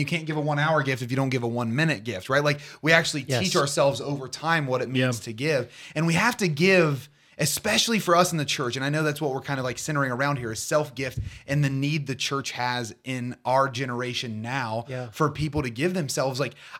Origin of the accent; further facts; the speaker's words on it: Portsmouth, Ohio, United States; I am from Portsmouth, Ohio, born and raised.